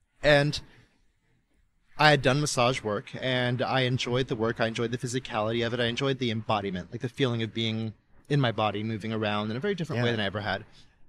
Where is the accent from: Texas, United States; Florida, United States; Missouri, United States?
Texas, United States; Dallas; moved away as an adult; also born or lived in Austin; now in California, United States; And I grew up in the Dallas area and made a little stop in Austin before here, but yeah, I feel like a Californian now.